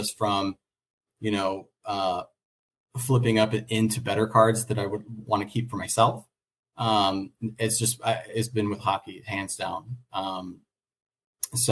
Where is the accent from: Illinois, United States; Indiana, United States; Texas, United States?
Texas, United States; Dallas; now in Las Vegas, United States; Being from Dallas, I grew up in Dallas, Texas